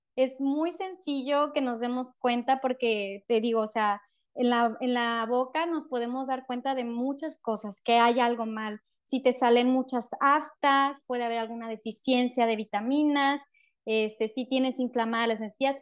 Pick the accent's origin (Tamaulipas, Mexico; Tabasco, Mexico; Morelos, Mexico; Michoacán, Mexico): Tamaulipas, Mexico; Matamoros; moved away as an adult; now in Monterrey, Mexico; yo originalmente no soy de Monterrey, yo soy de Matamoros, Tamaulipas.